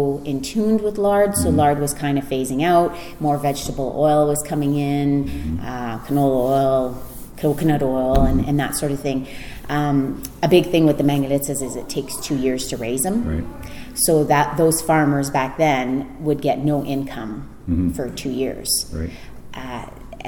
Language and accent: English; Ontario, Canada; moved away as an adult; also born or lived in Guelph, Ontario; now in Strathmore, Canada; I'm originally from Ontario